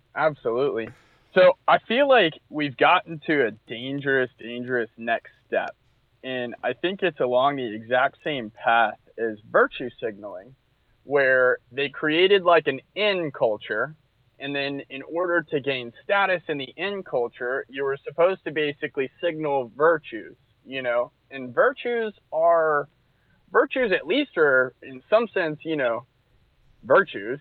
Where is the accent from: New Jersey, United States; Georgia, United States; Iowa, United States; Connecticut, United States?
Georgia, United States; Atlanta; I'm from, I'm from Atlanta